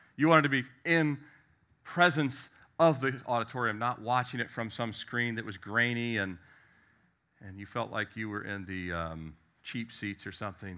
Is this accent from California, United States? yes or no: no; Annapolis, Maryland, United States; moved away; also born or lived in Richmond, Virginia / Miami, Florida; I was born in Annapolis, Maryland.